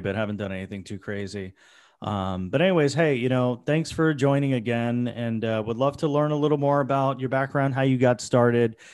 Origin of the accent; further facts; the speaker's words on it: Florida, United States; now in New York, United States; I grew up in Florida